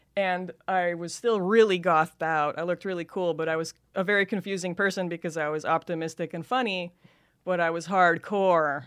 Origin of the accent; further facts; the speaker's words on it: Los Angeles, California, United States; accent: Californian valley girl; I grew up in Van Nuys